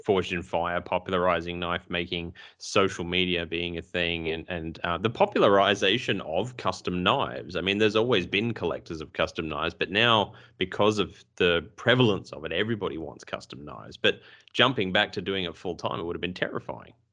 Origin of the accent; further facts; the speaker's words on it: Australia; we're Australian